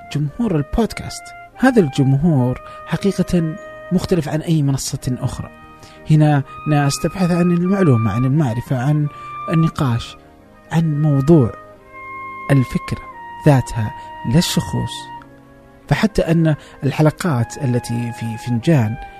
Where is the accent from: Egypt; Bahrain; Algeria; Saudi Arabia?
Saudi Arabia; عندنا في السعودية